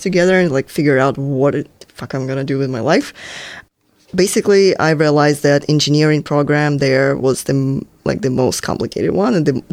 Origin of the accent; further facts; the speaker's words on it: southern European Russia, southern Russia, Russia; accent: Russian; English is a second language; moved away as an adult; now in San Francisco, United States; I'm from Russia, as mm-hmm. you can probably tell by my accent.